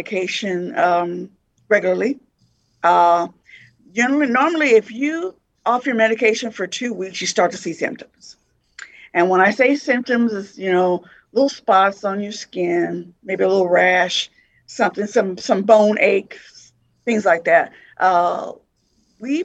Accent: Las Vegas, Nevada, United States; moved away as an adult; now in Lincoln, United States; I'm originally from Las Vegas, recently moved to Lincoln

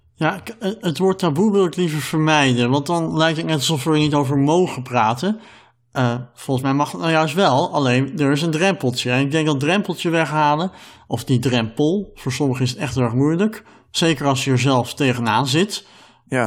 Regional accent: Netherlands; wij als Nederlanders

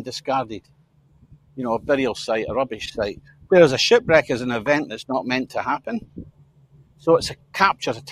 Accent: St Andrews, Scotland, United Kingdom; my hometown, St. Andrews, the old grey tune

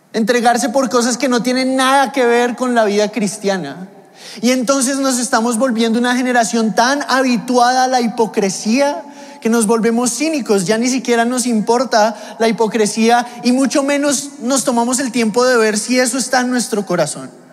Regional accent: Mexico; moved away; yo vengo de México y en México pues a la gente le gusta la comida y las porciones grandes

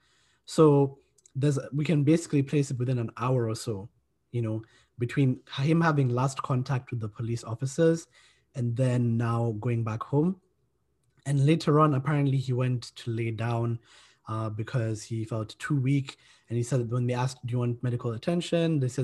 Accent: Kenya; moved away as an adult; now in Cardiff, United Kingdom; I'm from Kenya

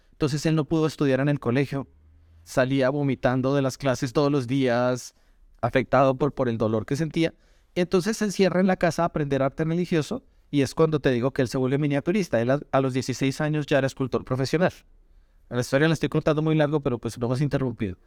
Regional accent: Bogotá, Colombia; soy colombiano, bogotano

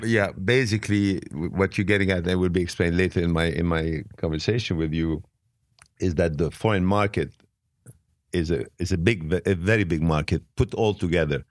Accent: Beirut, Beirut Governorate, Lebanon; English is a second language; also born or lived in Italy / France / England / Switzerland; now in United States; I was living in Beirut. I was born in Beirut, and I was living in Europe

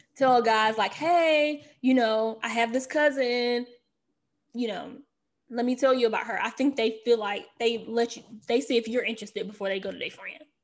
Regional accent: the South, United States; now in Washington, D.C., United States; I'm from the South

